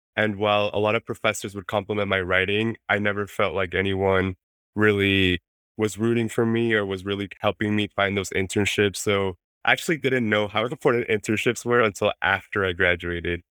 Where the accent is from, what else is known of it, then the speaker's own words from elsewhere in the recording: Mexico City, Mexico; first language Spanish; English is a second language; moved away; I was raised in Mexico City